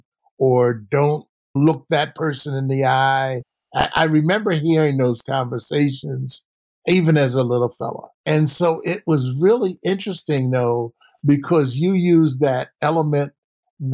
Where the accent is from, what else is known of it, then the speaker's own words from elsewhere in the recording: Philadelphia, Pennsylvania, United States; I grew up in South Philly.